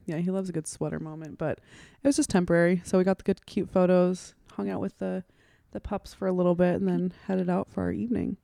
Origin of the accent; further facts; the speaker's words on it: Sacramento, California, United States; now in Austin, United States; I'm from Sacramento, California